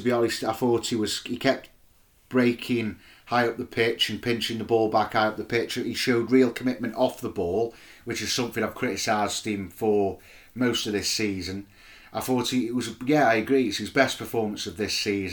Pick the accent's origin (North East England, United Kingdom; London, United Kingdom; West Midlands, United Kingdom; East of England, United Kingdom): West Midlands, United Kingdom; Stoke-on-Trent; I'm obviously from Stoke, can't speak properly